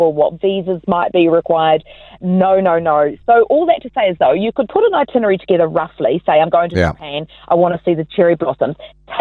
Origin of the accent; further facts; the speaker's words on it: Auckland, New Zealand; Auckland, right, because that's my hometown